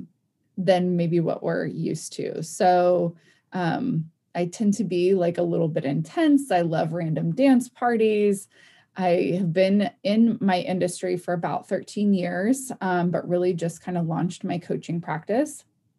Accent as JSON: {"language": "English", "region": "Oregon", "country": "United States", "said": "I'm from Oregon"}